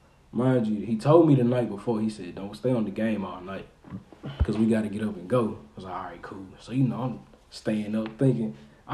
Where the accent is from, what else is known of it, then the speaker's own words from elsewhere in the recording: Humboldt, Tennessee, United States; also born or lived in Jackson, Tennessee; But I wasn't born there. I was born at the Jackson General Hospital. I was in Humboldt pretty much all my life.